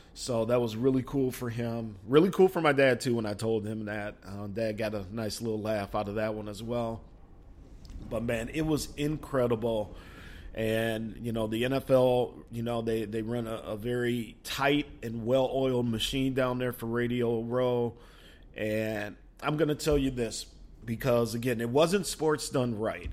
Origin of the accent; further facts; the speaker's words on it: Minnesota, United States; I'm from Minnesota.